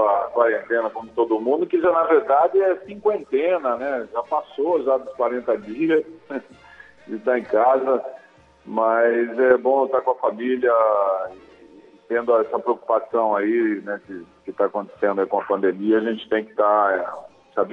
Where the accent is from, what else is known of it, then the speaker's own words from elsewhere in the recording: Capivari, São Paulo, Brazil; also born or lived in Porto Feliz; Eu nasci em Porto Feliz, né? Eu nasci, sou registrado em Porto Feliz, mas a minha infância toda foi em Capivari